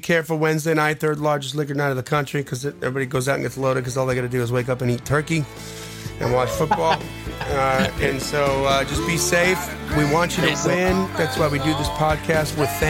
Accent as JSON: {"language": "English", "region": "Wisconsin", "country": "United States", "said": "I'm from Wisconsin, and I can tell you where to find it."}